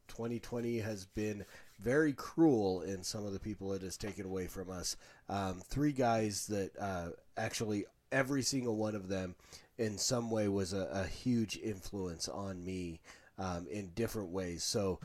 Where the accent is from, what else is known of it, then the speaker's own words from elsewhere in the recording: India; growing up in India and being among this place where millions of gods, pretty much anything could be a god, and then finding Christ and being saved